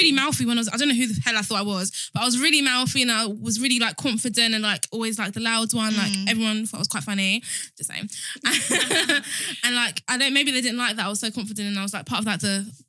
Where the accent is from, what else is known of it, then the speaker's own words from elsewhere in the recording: Kent, South East England, United Kingdom; we are girls growing up in Kent as black girls